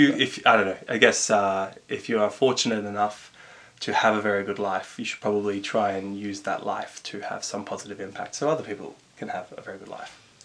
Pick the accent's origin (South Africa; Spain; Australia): Australia; Canberra, Australian Capital Territory; growing up in Canberra.